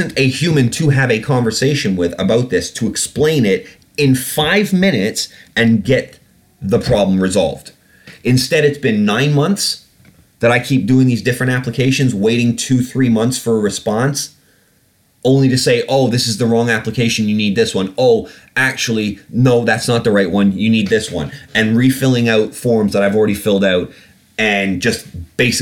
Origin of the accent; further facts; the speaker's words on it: United Kingdom; I'm British? I'm a British citizen.